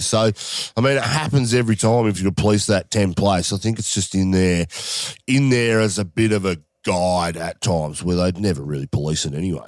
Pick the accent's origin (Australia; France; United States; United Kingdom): Australia; as an Australian